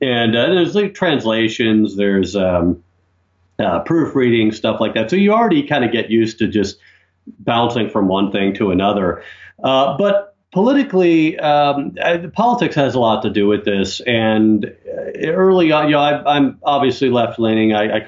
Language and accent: English; United States; moved away as an adult; also born or lived in Russia; now in Ukraine; I'm an American who lived mostly in Russia, in fact. I mean, I lived overseas about 13 years, about 12 of those in Russia, far more than I lived in Ukraine.